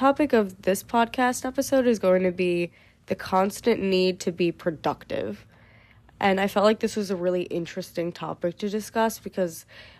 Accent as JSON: {"language": "English", "country": "United States", "said": "I feel like I can't speak for other countries, obviously. I'm only American."}